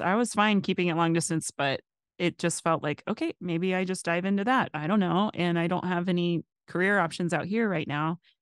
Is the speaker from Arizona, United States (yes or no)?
yes; Phoenix, Arizona, United States; moved away; also born or lived in Washington, District of Columbia, United States; living in Arizona growing up